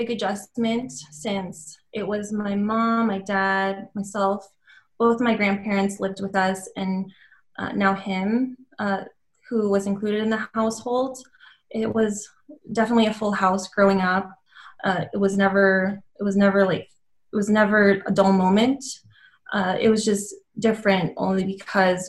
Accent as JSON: {"language": "English", "town": "Reno", "region": "Nevada", "country": "United States", "tie": "born or raised there", "said": "my parents were immigrated from the Philippines to Reno, Nevada in the late 80s. And I was born in January of 1992. I was raised as an only child"}